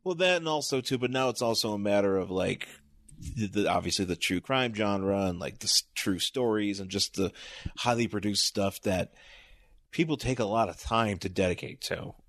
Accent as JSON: {"language": "English", "town": "Buffalo", "region": "New York", "country": "United States", "tie": "born or raised there", "also_born_or_lived": "Boston", "moved": "yes", "lives_now": "Los Angeles, United States", "said": "lived in Buffalo, went to Boston, and then moved to L A."}